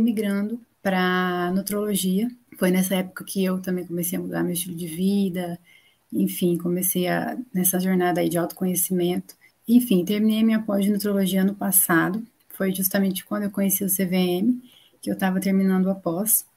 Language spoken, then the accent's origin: Portuguese; Paraná, Brazil; also born or lived in São Paulo state / Maringá; Eu vim lá do estado de São Paulo, vivi a vida toda no Paraná